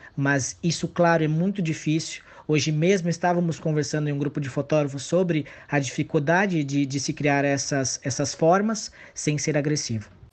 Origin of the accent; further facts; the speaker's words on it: São Paulo, Brazil; moved away as an adult; now in Campo Grande, Brazil; eu não sou natural de Campo Grande, eu sou de São Paulo, capital, mas eu estava aqui por conta da faculdade